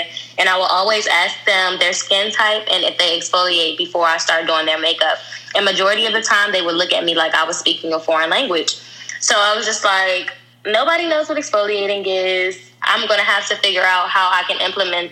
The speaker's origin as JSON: {"language": "English", "region": "DMV", "country": "United States", "tie": "born or raised there", "also_born_or_lived": "Virginia / Upper Marlboro, Maryland / Washington, D.C.", "said": "I am from the whole DMV. I say that because I went to school in Virginia and Maryland, but majority of my family is from D.C., so it pretty much feels like I'm from everywhere."}